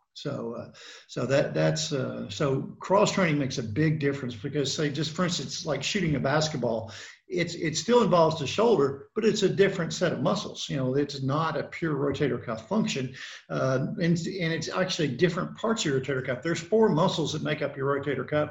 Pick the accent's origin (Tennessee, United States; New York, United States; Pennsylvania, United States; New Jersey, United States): Tennessee, United States; Memphis; also born or lived in Knoxville, Tennessee / Charlotte, North Carolina; now in Columbia, Tennessee, United States; I'm originally from Memphis, Tennessee